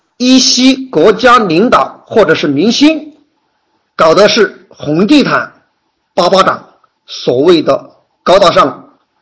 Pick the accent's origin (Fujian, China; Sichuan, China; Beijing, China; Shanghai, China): Sichuan, China; Yibin; 我来自万里长江第一城，美丽的四川，九都宜宾